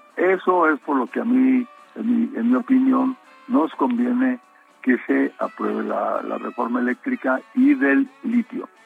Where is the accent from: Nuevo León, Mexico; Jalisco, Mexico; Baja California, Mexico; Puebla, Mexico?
Baja California, Mexico; Mexicali; Yo soy de una región del país donde hace la temperatura eh. más alta del mundo. Soy de Mexicali